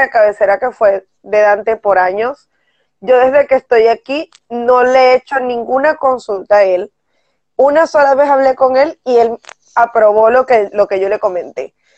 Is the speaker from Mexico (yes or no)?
no; Venezuela; moved away; está uno acostumbrado como venezolano